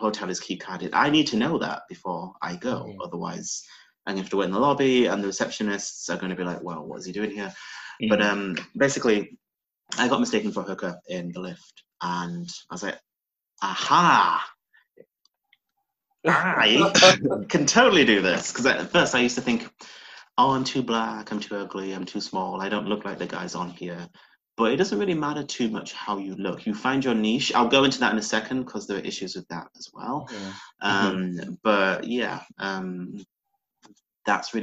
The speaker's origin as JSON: {"language": "English", "region": "Yorkshire and the Humber", "country": "United Kingdom", "tie": "born or raised there", "moved": "as an adult", "lives_now": "London, United Kingdom"}